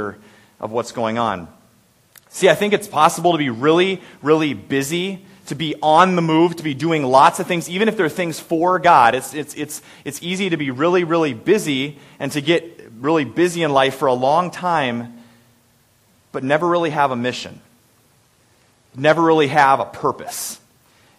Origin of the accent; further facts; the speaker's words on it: Story City, Iowa, United States; I grew up in Story City